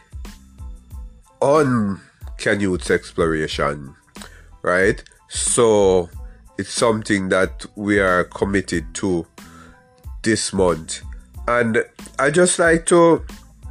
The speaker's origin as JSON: {"language": "English", "country": "Jamaica", "said": "I am from Jamaica"}